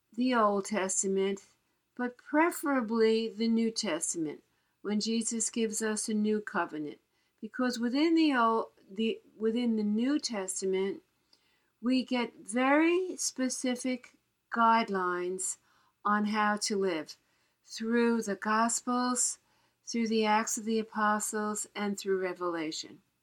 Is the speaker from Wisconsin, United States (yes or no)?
no; New York City, New York, United States; I was born in Queens, uh, New York